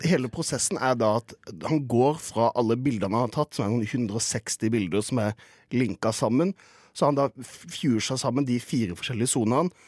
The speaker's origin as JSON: {"language": "Norwegian", "town": "Kristiansand", "region": "Agder", "country": "Norway", "said": "jeg kommer fra Kristiansand"}